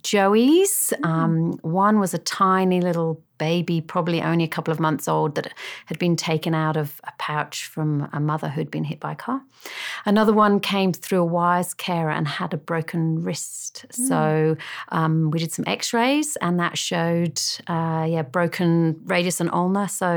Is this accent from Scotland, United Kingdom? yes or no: no; Birmingham, West Midlands, United Kingdom; moved away as an adult; also born or lived in Kent / Sydney; now in Molong, Australia; I grew up in Birmingham in England